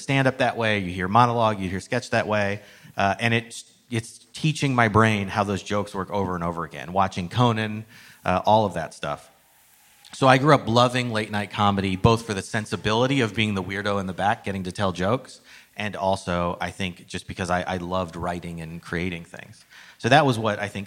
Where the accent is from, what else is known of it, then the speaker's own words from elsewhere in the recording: Phoenix, Arizona, United States; I grew up in Phoenix, Arizona, a little more southwest.